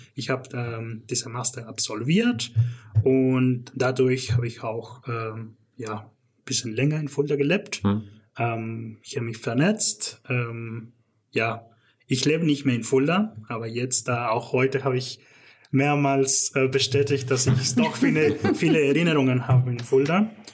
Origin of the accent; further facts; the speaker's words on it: Canada; German is a second language; moved away as an adult; also born or lived in Northern Mexico / Stuttgart; now in Germany; ich bin aber groß geworden in Kanada